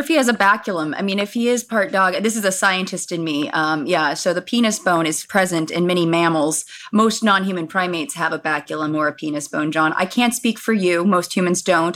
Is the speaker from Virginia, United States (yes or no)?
no; Los Angeles, California, United States; I was born and raised in Los Angeles